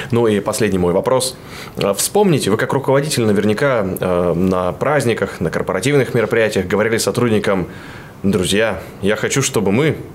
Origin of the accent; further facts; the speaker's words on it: Yurga, Kemerovo Oblast, Russia; Город Юрга, Кемеровская область.